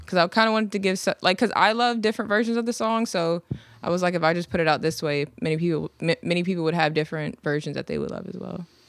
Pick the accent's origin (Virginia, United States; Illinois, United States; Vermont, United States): Virginia, United States; Virginia Beach; also born or lived in London / Chesapeake; I'm from, well, I was born overseas, but I'm from Virginia Beach